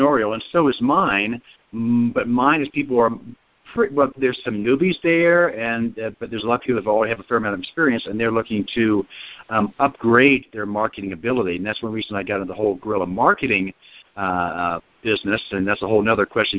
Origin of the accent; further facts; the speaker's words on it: Ohio, United States; I grew up in Ohio